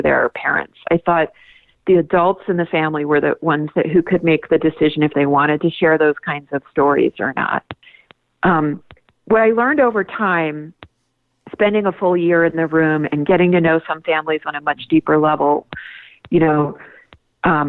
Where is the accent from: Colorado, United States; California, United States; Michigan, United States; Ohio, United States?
Colorado, United States; here in my home state of Colorado